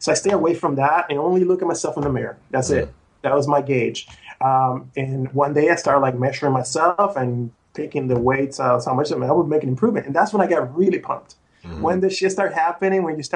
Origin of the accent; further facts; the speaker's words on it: Puerto Rico; now in United States; I was from Puerto Rico